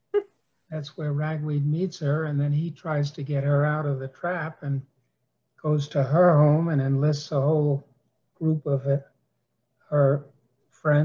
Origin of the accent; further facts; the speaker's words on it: New York City, New York, United States; also born or lived in Wisconsin; I was raised in New York City